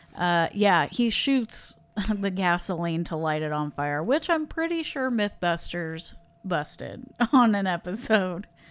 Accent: Midwest, United States; we're from the Midwest

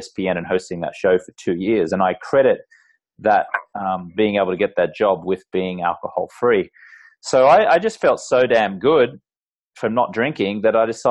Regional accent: Australia; I grew up in Australia, and the culture there is very much, you know, a drinking culture

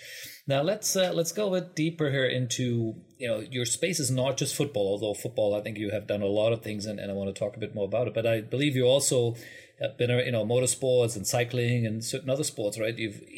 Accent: Germany; I'm from Germany

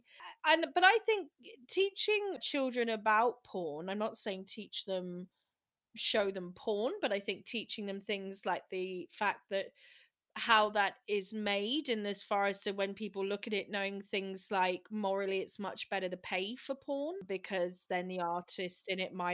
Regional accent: United Kingdom; we're British

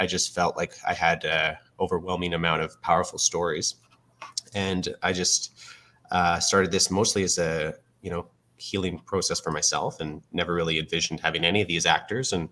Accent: Fort McMurray, Alberta, Canada; I was born and raised in Fort McMurray, Alberta, and I was evacuated like many of the community that are still living there today

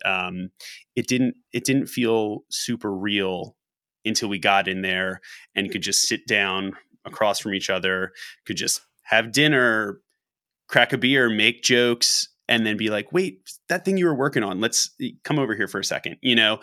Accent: Philadelphia, Pennsylvania, United States; the city that we've all lived in, that we've grown up

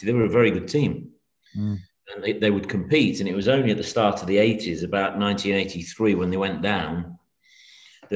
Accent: Manchester, North West England, United Kingdom; moved away; though I was born there, I've lived about 50 years away from there.

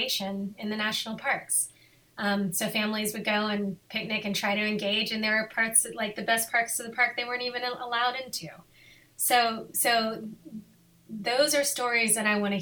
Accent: Lexington, Kentucky, United States; moved away as an adult; also born or lived in Arlington, Virginia; now in Boulder, United States; I grew up in Lexington, Kentucky

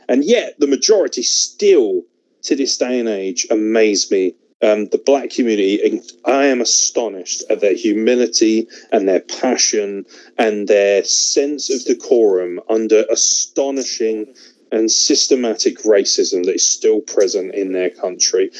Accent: United Kingdom; as a British individual

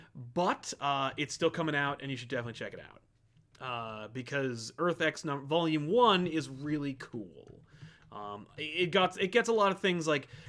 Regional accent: Florida, United States; Also, I'm from South Florida.

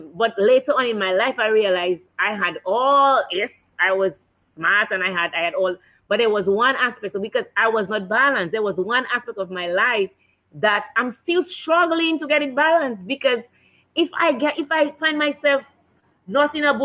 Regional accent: Penville, Saint Andrew Parish, Dominica; we grew up in Penville

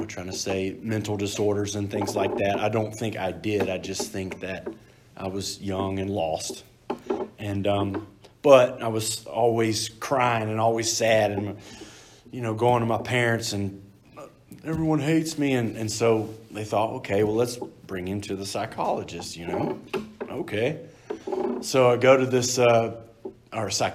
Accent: Texas, United States; moved away; I'm from Texas

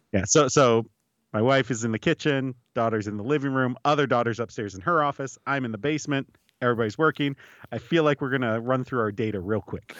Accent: United States; I'm an American.

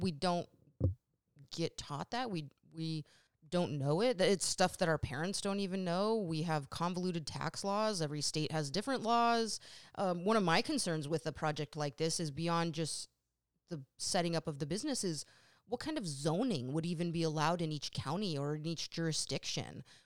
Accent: Sacramento, California, United States; also born or lived in New England; growing up in Sacramento

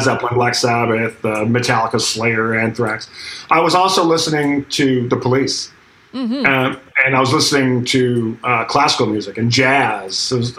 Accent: Akron, New York, United States; I met some guys in my hometown of Akron, New York, just outside of Buffalo, New York

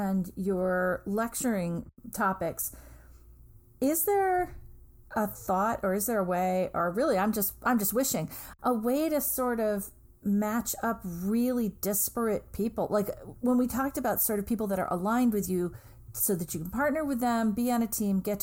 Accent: New England, United States; I'm from New England

